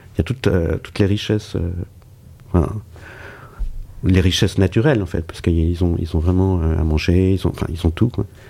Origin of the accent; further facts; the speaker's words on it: Switzerland; je suis suisse